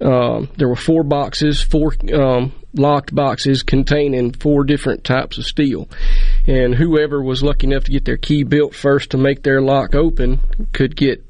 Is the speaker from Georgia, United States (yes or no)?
no; Mize, Mississippi, United States; I'm from Mize, Mississippi. And, you know, the town's not as big as this building we're sitting